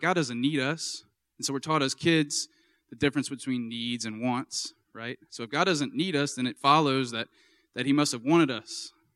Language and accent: English; Baton Rouge, Louisiana, United States; also born or lived in Minnesota; I'm from Baton Rouge, and I went to Saint Michael High School